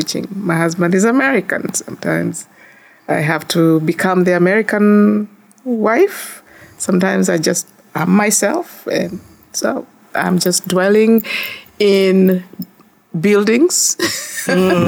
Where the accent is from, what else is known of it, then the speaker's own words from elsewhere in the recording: Kisii, Kisii County, Kenya; moved away as an adult; now in United States; I am from Kisi. This is where it's located in the eastern part of Africa. A country called Kenya.